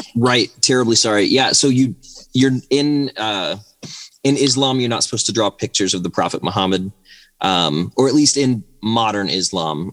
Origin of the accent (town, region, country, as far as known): United States